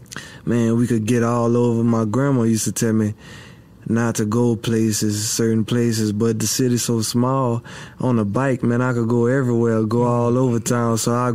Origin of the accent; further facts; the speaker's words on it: Abbeville, Louisiana, United States; I was born in Abbeville, Louisiana, at Women's and Children's.